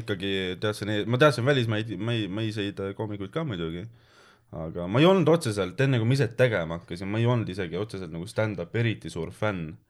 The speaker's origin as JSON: {"language": "Estonian", "region": "Saare County", "country": "Estonia", "moved": "yes", "said": "tegelikult ma olen Saaremaalt pärit"}